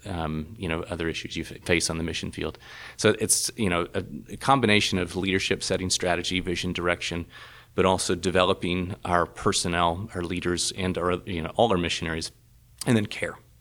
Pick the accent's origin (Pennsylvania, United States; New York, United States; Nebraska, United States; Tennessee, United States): Tennessee, United States; Chattanooga; moved away as an adult; also born or lived in Louisiana; now in Berlin, Germany; Chattanooga is very much a, a home, uh, to me